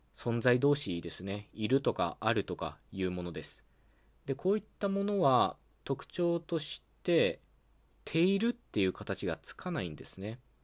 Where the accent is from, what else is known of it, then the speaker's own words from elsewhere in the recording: western Japan, Japan; accent: Western Japanese dialect; 僕はね西日本の方言の話者なので